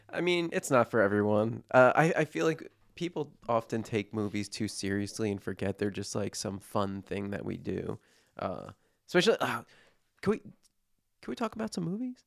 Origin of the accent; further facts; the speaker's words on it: New Jersey, United States; I'm from New Jersey